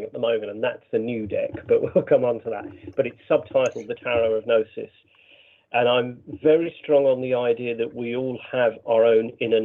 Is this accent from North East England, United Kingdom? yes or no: no; Brighton, South East England, United Kingdom; Brighton, which is, you know, my hometown